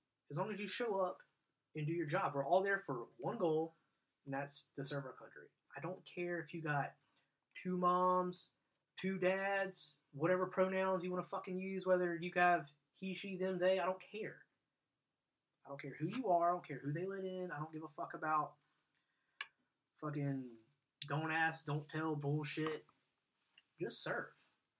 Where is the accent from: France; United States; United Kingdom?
United States; California; So it starts off, like, I grew up in California, so there's, right off the fucking rip, it needs to be thrown in the trash.